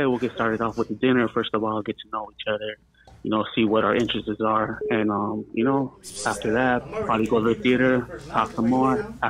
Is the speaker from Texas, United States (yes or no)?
no; Los Angeles, California, United States; also born or lived in Silver Lake, Los Angeles; now in San Diego, United States; I was born and raised in Silver Lake and ended up growing up in Eagle Rock, 1941.